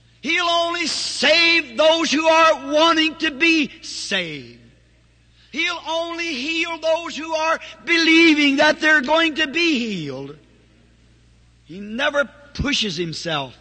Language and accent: English; the South, United States; I'm a Southerner.